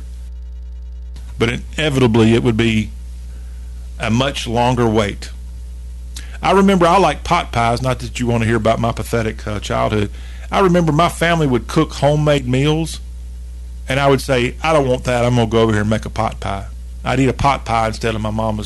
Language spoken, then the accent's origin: English; the South, United States; I'm still a Southerner